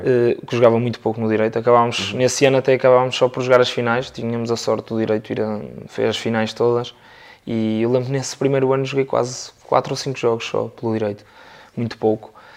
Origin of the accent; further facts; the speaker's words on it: Porto, Norte, Portugal; sou natural aqui do Porto